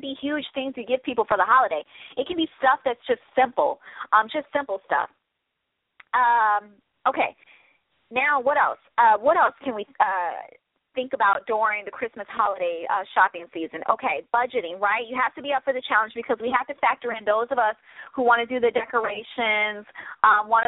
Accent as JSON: {"language": "English", "region": "Midwest", "country": "United States", "said": "I'm a Midwest chick. I'm a Midwest girl, okay? I'm from the Midwest."}